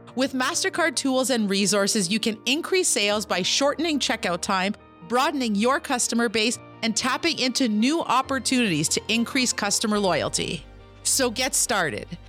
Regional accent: Kitigan Zibi, Quebec, Canada; I'm an entrepreneur from Kitigan, Zibi, and Anishinaabe

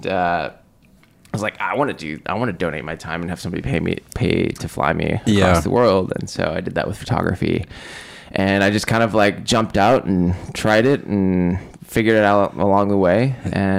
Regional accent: Seattle, Washington, United States; I grew up in Seattle

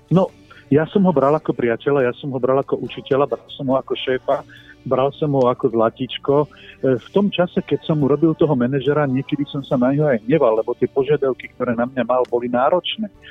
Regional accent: Slovakia; ako jediný Slovák

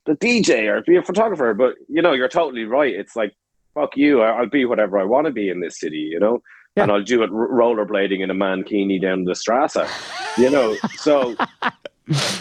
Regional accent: Ireland; moved away as an adult; also born or lived in Winnipeg, Canada; now in Berlin, Germany; growing up in Ireland

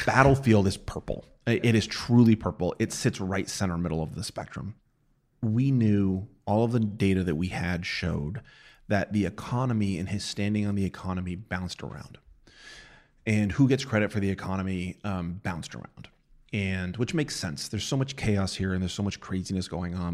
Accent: New Mexico, United States; moved away; I'm from New Mexico. I am, I am from a state Uh, you know, when I was a kid, we were always forty-ninth

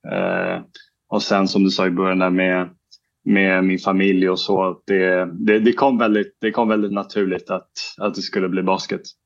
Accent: Sweden; moved away as an adult; now in Murcia, Spain; på somrarna när jag är hemma i Sverige

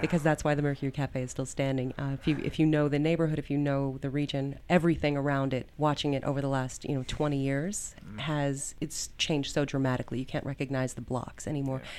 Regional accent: Denver, Colorado, United States; I am born and raised in Denver, Colorado. I was raised in Park Hill. I have lived here my entire life

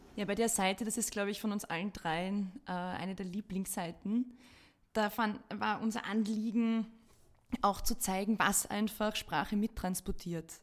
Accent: Austria; bei uns in Österreich

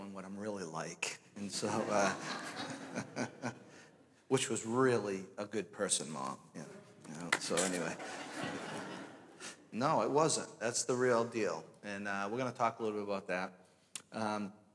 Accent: Danvers, Massachusetts, United States; moved away as an adult; also born or lived in Pennsylvania; now in Merrimack, United States; I'm originally from Danvers, Massachusetts

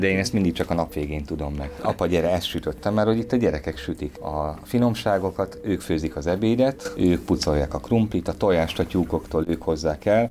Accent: Pécs, Baranya, Hungary; Pécsi vagyok

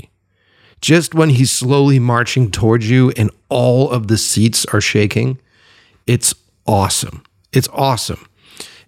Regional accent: Boston, Massachusetts, United States; I was a little kid, and we would sit on Saturday mornings or Saturday afternoons and watch, in Boston, the creature feature on Channel 56

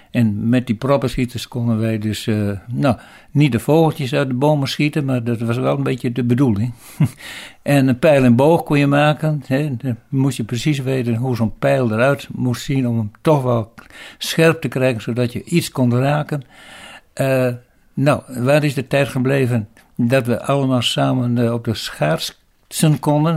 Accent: Eelde, Drenthe, Netherlands; Ik ben geboren in Eelde, aan, midden in het bos in de Vosbergen. Dat was al heel lang geleden, in 1936.

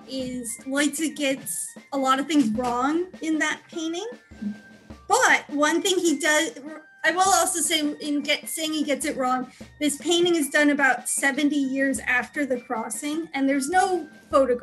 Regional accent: Midwest, United States; moved away; I'm originally from the Midwest

